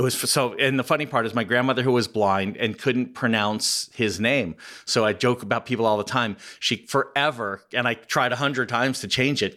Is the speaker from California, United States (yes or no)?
yes; Southern California, United States; I grew up in Southern California